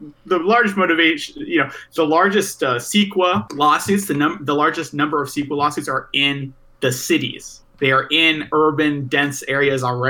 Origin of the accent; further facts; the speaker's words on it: California, United States; Growing up in California, we had spare the air days every once in a while